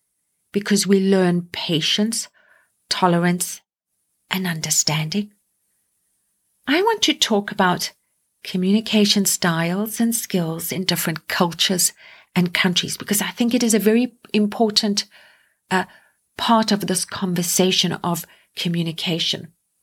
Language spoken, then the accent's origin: English; Canada; I am going to start with my home country of Canada.